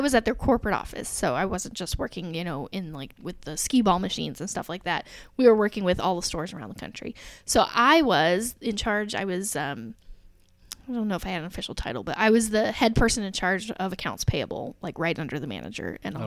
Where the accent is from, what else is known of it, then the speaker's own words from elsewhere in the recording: Alexandria, Indiana, United States; moved away as an adult; also born or lived in Reynoldsburg, Ohio / Dallas, Texas; So I grew up in Alexandria, Indiana, teeny tiny little town.